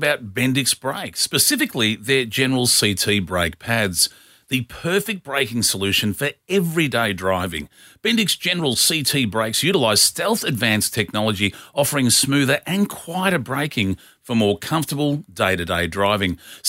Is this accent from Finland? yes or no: no; Melbourne, Victoria, Australia; And not only that, it was in Melbourne, and I'm from Melbourne.